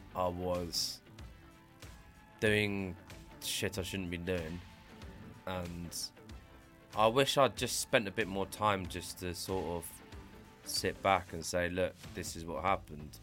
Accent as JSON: {"language": "English", "town": "Brighton", "region": "South East England", "country": "United Kingdom", "tie": "born or raised there", "said": "I grew up here in Brighton since the age of about five, six"}